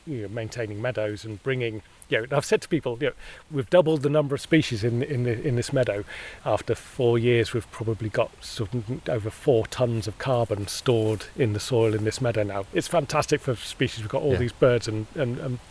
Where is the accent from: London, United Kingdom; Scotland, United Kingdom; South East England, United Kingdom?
South East England, United Kingdom; Hampshire; I grew up also in Hampshire, not far from the New Forest